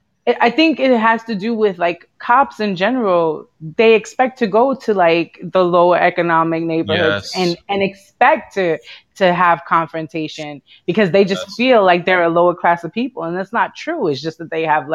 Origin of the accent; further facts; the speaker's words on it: New York City, New York, United States; growing up in Brooklyn